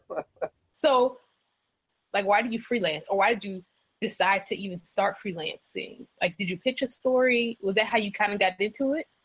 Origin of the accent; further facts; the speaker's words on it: Louisiana, United States; now in South Carolina, United States; I'm from the South. I'm from Louisiana, and now I live in South Carolina.